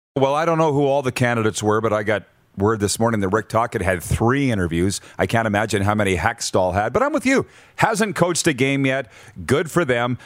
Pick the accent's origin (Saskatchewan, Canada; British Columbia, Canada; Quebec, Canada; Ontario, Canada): Saskatchewan, Canada; Milestone; moved away; Milestone Sask. He didn't even know what it was. My hometown